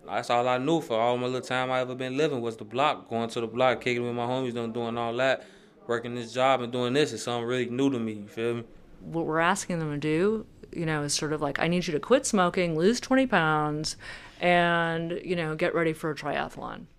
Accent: Chicago, Illinois, United States; I'm from Chicago, 114th State, Roseland area

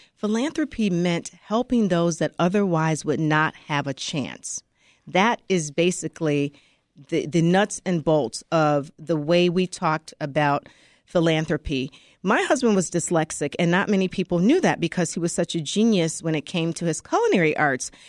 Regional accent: Chicago, Illinois, United States; I was born and raised in Chicago

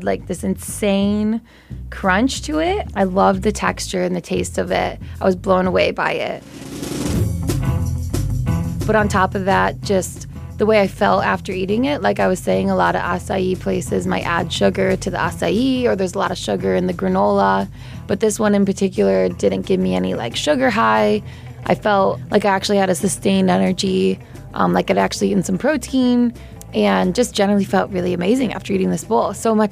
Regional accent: Chicago, Illinois, United States; moved away as an adult; also born or lived in Sydney, Australia; I'm from Chicago

